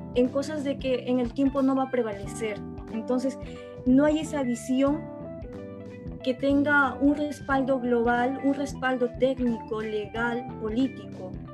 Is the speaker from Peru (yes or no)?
yes; Ayacucho, Peru; me presenté a una región extrema izquierda, se podría decir, que es Ayacucho, porque soy, soy ayacuchana